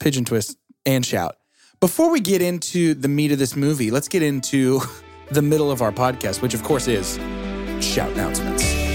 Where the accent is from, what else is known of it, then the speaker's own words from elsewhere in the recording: Georgia, United States; I'm from Georgia